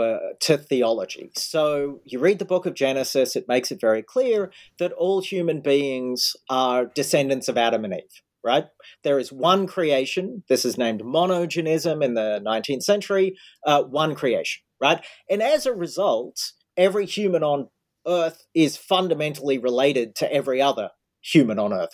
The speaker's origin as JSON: {"language": "English", "country": "Australia", "tie": "born or raised there", "moved": "yes", "lives_now": "United States", "said": "I grew up in Australia, now I'm living in the States."}